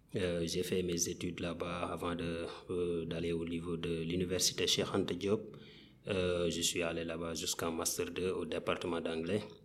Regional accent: Kaffrine, Senegal; je suis africain né au Sénégal, particulièrement dans la région de Kafrine

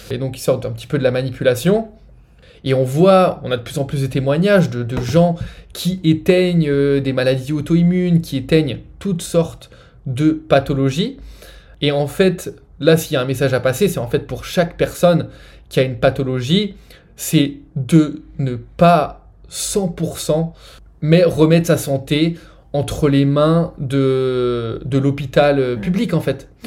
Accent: France; moved away as an adult; j'ai grandi, euh, j'ai grandi en France, hein. ça fait 7 ans que j'ai quitté la France maintenant

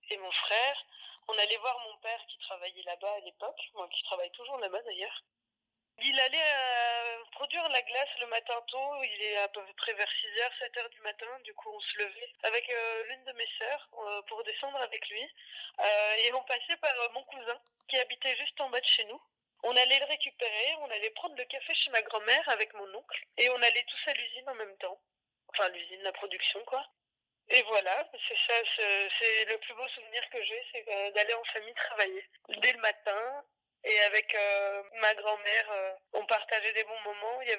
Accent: France; Comme on a grandi en France, on a ouvert une boutique à Paris.

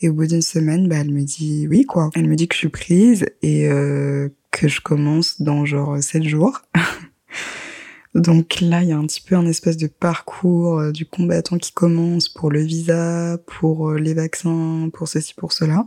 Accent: Guadeloupe; je suis guadeloupéenne

